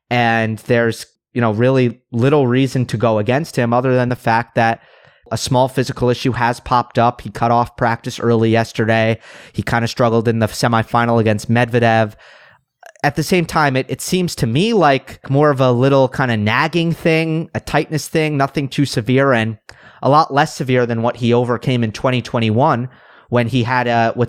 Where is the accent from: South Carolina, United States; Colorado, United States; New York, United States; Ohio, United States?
New York, United States; Westchester; And I grew up in Westchester, New York, so just about 50-minute drive away from the Billie Jean King Tennis Center.